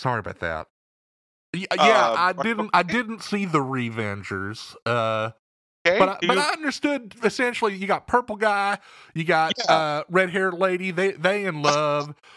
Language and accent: English; Beaumont, Texas, United States; accent: Eastern Texas; moved away; also born or lived in Alabama; Beaumont, Texas, originally